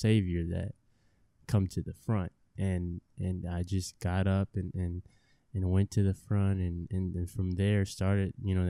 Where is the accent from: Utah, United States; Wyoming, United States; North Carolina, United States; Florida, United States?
North Carolina, United States; I can remember I was at children's church back home, and I grew up in North Carolina, so our church was in North Carolina